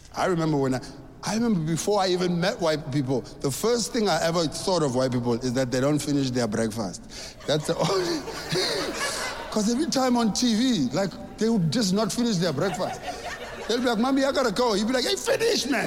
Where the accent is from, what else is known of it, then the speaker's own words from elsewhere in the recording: South Africa; I grew up in South Africa